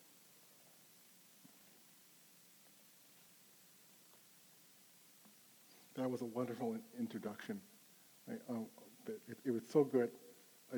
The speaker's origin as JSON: {"language": "English", "town": "Rochester", "region": "New York", "country": "United States", "tie": "born or raised there", "said": "I come from upstate New York, and Spokane reminds me a lot of Rochester, my hometown."}